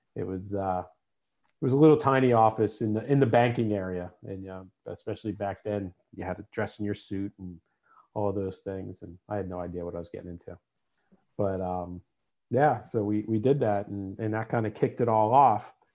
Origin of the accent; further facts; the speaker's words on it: New Jersey, United States; moved away as an adult; also born or lived in Seattle / Massachusetts; now in Pennsylvania, United States; I grew up in New Jersey. Uh, I live here in Pennsylvania, just over the border now, but uh, grew up on the East Coast, spent first 30 or so years of my life on the East Coast